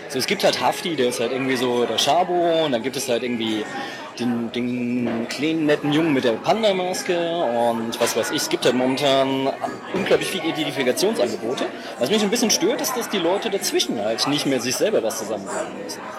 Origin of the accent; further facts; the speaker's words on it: West Germany, Germany; aufgewachsen als Westdeutsche, weil so drei, drei Programmsender super spät kam ähm, Fernsehen dazu.